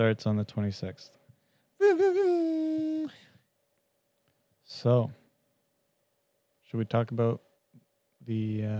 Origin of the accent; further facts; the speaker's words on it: Canada; Because we're Canadian.